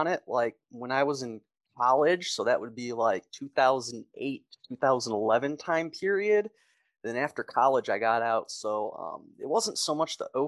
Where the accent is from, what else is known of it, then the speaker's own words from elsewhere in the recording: Detroit, Michigan, United States; moved away as an adult; now in Kansas, United States; I grew up in Michigan, Metro Detroit area